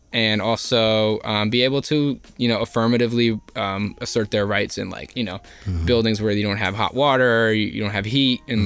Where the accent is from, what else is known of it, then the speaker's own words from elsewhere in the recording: Elizabeth, New Jersey, United States; I grew up in Elizabeth